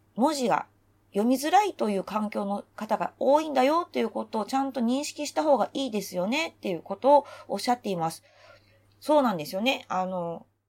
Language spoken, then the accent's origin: Japanese; Osaka, Japan; moved away as an adult; now in Tokyo, Japan; 私が長年大阪で育ち育てられてきた私が東京都民